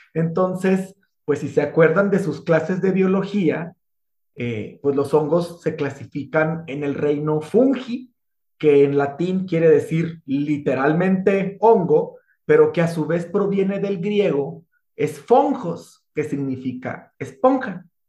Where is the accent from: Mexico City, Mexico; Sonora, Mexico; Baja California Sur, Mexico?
Sonora, Mexico; soy de Sonora, ya así hablo